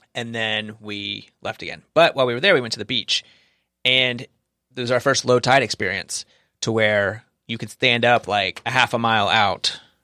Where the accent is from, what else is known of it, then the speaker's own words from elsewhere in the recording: the American South, United States; I'm from the South, so about ten percent, um, Hispanic